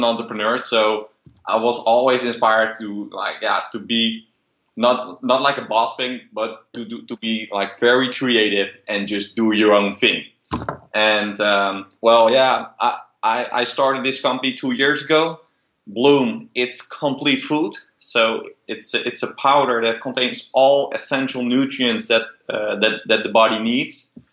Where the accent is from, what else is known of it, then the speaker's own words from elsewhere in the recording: Netherlands; also born or lived in Rotterdam; I'm from Holland, Rotterdam based